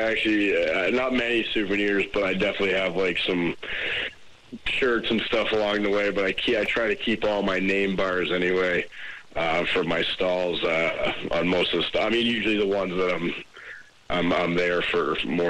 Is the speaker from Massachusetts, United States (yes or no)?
yes; Cape Cod, Massachusetts, United States; also born or lived in Hull, Massachusetts; now in Jacksonville, United States; But I'm actually from originally from the Cape, but I lived in Hull for a while.